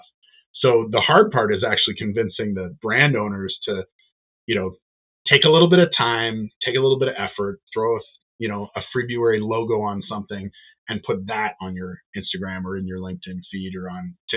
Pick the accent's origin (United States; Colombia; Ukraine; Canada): Canada; we're Canadian, supporting Canadian business.